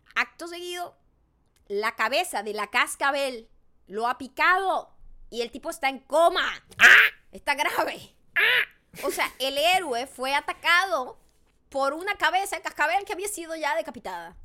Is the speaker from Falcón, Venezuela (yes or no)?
yes; Paraguaná, Falcón, Venezuela; born or raised there